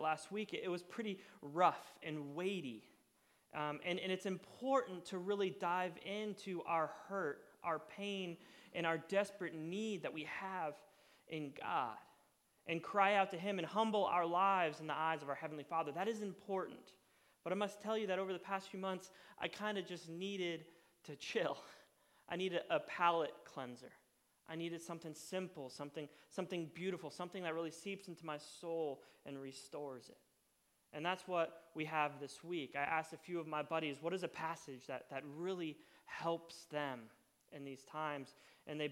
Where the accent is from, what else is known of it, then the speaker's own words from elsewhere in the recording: Florida, United States; moved away; I was born in Florida and lived in Florida for a long time